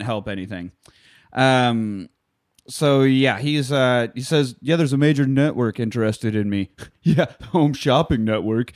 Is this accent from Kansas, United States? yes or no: yes; Kansas, United States; growing up in Kansas